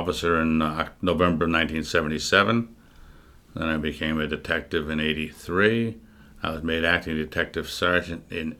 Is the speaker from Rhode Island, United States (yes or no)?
yes; Newport, Rhode Island, United States; Newport, Rhode Island.